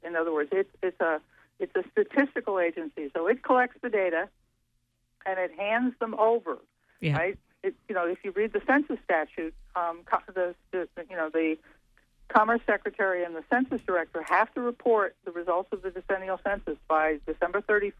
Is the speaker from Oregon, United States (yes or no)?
no; Wisconsin, United States; my home state of Wisconsin